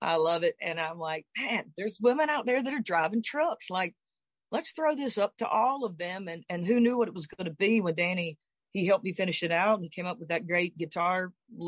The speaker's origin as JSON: {"language": "English", "region": "the South", "country": "United States", "said": "I'm from South"}